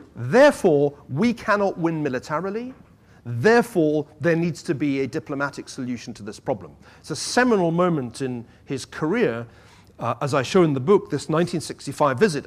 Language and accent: English; Scotland, United Kingdom; as a Scotsman